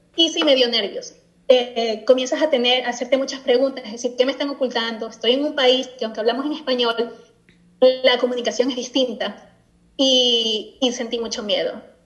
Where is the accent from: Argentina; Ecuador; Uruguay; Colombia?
Ecuador; also born or lived in Spain; now in Scotland; efectivamente soy de Ecuador, soy latina, eh, vivo en Escocia